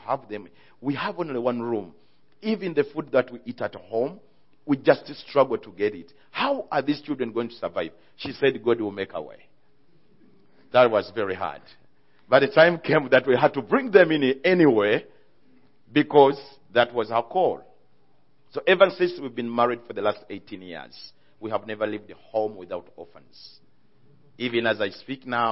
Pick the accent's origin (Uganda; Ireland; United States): Uganda; I came from Uganda. Uganda is eastern part of Africa